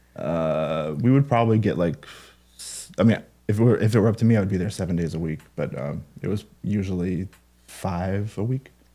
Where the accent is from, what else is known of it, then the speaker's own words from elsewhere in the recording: Mount Vernon, Washington, United States; I'm from Mount Vernon, Washington.